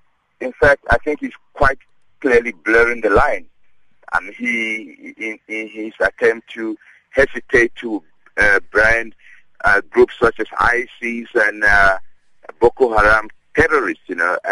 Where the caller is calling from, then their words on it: Johannesburg, Gauteng, South Africa; Yes, Akina. I'm calling from Johannesburg.